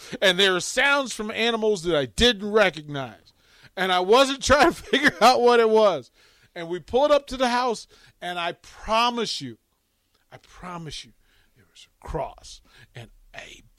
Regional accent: Arlington, Virginia, United States; that I thought I'm from DC. Now, really, I'm from Arlington, Virginia, but I'm from like Green Valley, which is its own persona, right?

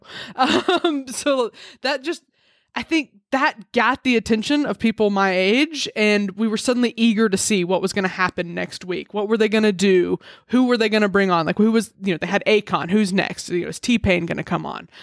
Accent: Alabama, United States; I grew up in Alabama

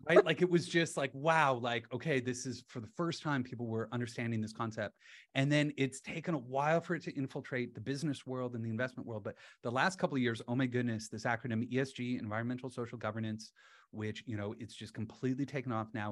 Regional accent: London, Ontario, Canada; born or raised there; moved away as an adult; also born or lived in Halifax, Nova Scotia / Sweden; now in Toronto, Canada

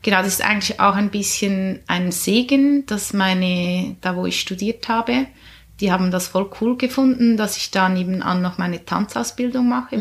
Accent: Schöftland, Aargau, Switzerland; Ich bin ursprünglich aus dem Aargau in Schöftland aufgewachsen

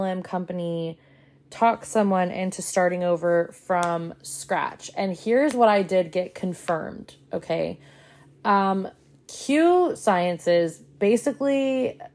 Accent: the South, United States; I grew up in the South

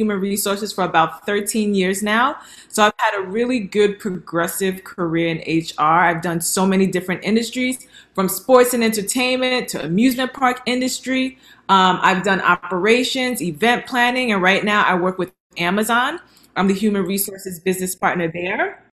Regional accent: New York, United States; moved away as an adult; also born or lived in Nigeria; now in Dallas, United States; I am a New Yorker. I am a New Yorker at heart

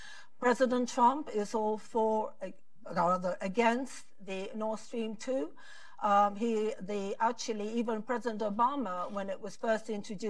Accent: London, United Kingdom; moved away as an adult; also born or lived in Paris, France; now in Poland; I was born in the United Kingdom with an innate mistrust of Russia.

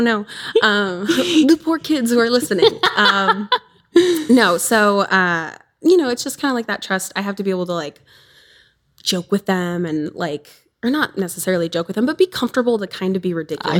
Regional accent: southern Wisconsin, United States; I'm from Wisconsin, southern Wisconsin. I'm on the border.

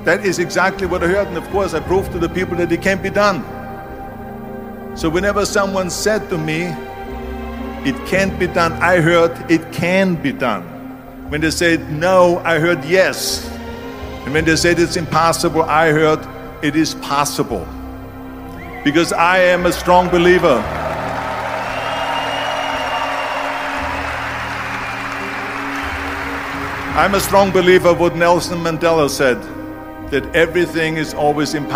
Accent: Austria; born or raised there; moved away

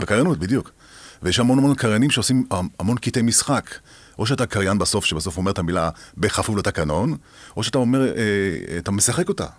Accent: Haifa, Haifa District, Israel; moved away as an adult; now in Ramat Gan, Israel; זה אזורים שלי, שאני גדלתי בהם

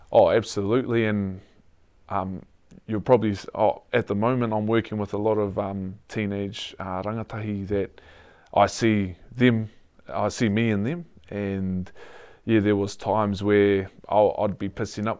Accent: Hastings, Hawke's Bay, New Zealand; also born or lived in Taradale; born and born and raised in Hastings

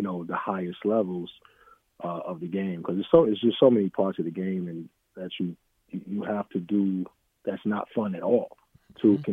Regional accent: New York City, New York, United States; moved away as an adult; also born or lived in California; originally from New York, the mecca of basketball. Don't let nobody tell you no different. I grew up in Harlem in the South Bronx

